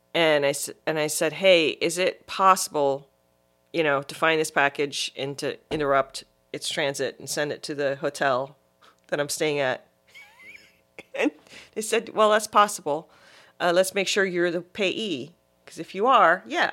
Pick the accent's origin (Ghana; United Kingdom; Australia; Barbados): Barbados; also born or lived in Guyana; now in United States; Well, was born in Guyana, but grew up in Barbados.